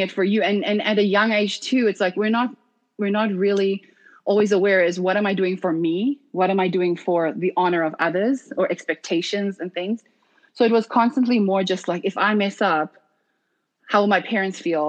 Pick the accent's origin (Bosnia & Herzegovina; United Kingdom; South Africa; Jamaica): South Africa; moved away as an adult; being born and raised in South Africa, firstly. And then I was recruited to D1 college at 17